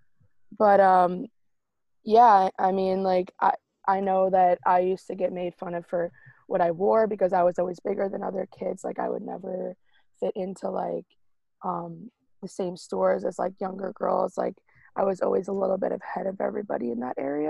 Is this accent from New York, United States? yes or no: yes; Long Island, New York, United States; I'm from Long Island